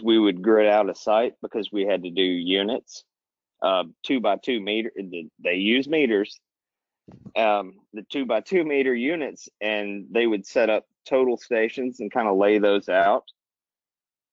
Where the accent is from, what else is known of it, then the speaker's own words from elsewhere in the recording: Alabama, United States; now in Florida, United States; I'm from Alabama originally